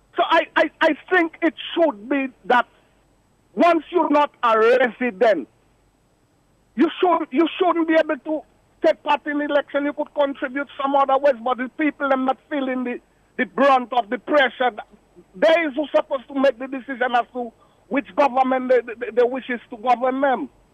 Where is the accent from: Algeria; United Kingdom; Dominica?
Dominica; now in Georgia, United States; I'm a Dominican. I'm a, and I'm also an American.